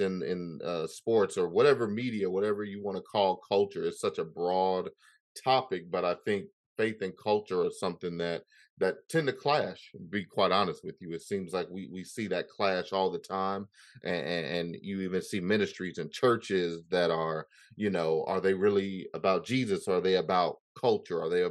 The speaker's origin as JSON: {"language": "English", "town": "Chicago", "region": "Illinois", "country": "United States", "said": "I'm from Chicago"}